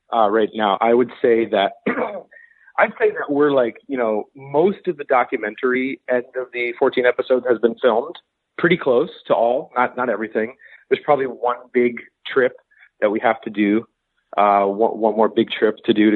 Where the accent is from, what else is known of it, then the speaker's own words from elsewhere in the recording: United States; as an American